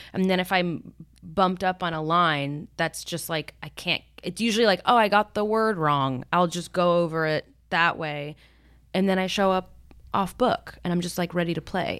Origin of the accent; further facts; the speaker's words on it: Miami, Florida, United States; moved away; also born or lived in New York City / Bogota, Colombia; I grew up in Miami. like in Coconut Grove